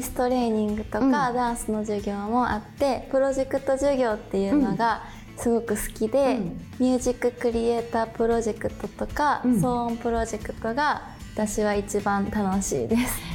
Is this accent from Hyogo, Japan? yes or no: yes; Akashi, Hyogo, Japan; 兵庫県の明石市出身です